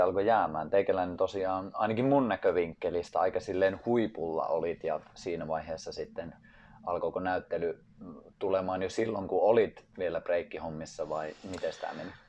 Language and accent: Finnish; Finland; mä oon Suomesta